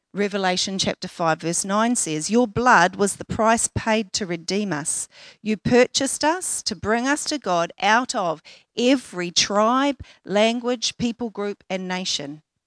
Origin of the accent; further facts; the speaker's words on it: Auckland, New Zealand; I grew up in West Auckland, and at the time I was living and working in South Auckland